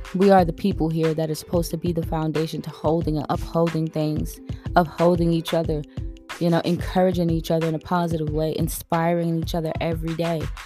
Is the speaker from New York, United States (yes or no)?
yes; New York City, New York, United States; moved away as an adult; also born or lived in Queens, New York; now in Georgia, United States; I am from Brooklyn, New York, born and raised, but I moved out here from Queens, New York